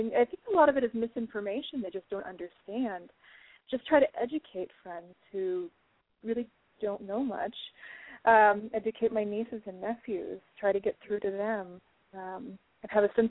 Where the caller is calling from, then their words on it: Fairfax, Virginia, United States; I'm from Fairfax, Virginia.